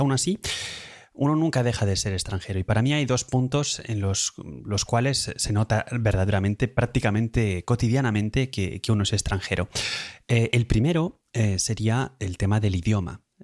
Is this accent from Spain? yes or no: yes; Madrid, Community of Madrid, Spain; now in Lausanne, Switzerland; soy de origen de Madrid